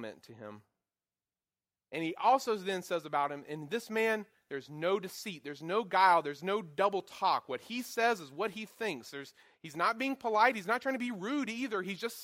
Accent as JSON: {"language": "English", "town": "Goldsboro", "region": "North Carolina", "country": "United States", "tie": "born or raised there", "moved": "yes", "said": "I'm from Eastern North Carolina, an area not known for its high class of anything, known for tobacco fields and pig farms and such, where I'm at in Goldsboro, where I grew up in Goldsboro."}